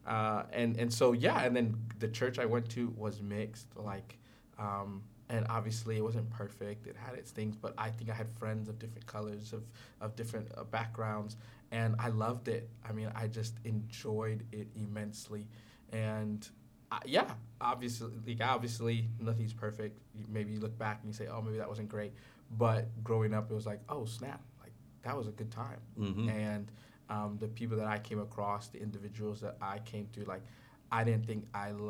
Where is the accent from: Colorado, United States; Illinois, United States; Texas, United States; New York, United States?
Texas, United States; Houston; I grew up in Houston, Texas